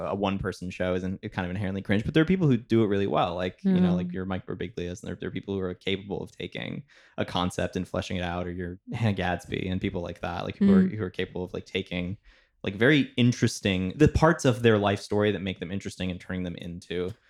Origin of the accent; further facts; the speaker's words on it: Italy; also born or lived in Washington, D.C. / Zimbabwe; now in United States; And then I lived in Zimbabwe for a bit, and then Italy for a bit.